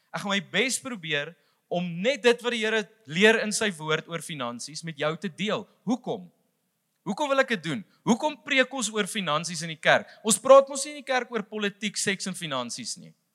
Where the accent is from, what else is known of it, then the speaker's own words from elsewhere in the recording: South Africa; vir ons as Suid-Afrikaners